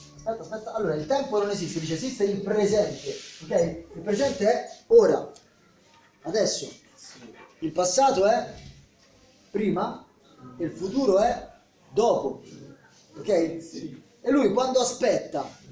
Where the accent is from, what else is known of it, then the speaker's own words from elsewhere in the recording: Italy; Io, io vengo dall'Italia